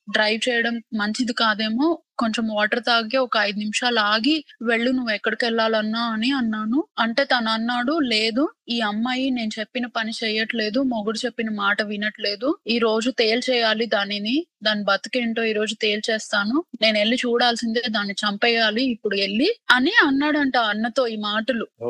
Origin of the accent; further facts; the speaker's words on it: India; moved away; చిన్నప్పటి నుంచి పెరిగిన ఇండియాలో ఫ్రెండ్స్